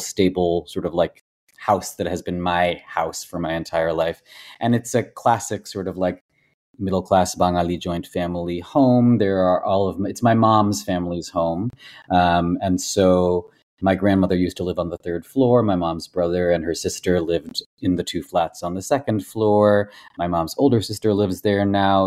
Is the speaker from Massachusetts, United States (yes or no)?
yes; Massachusetts, United States; also born or lived in Tamil Nadu, India / Kolkata, India; moved to the States, moved to Massachusetts when I was five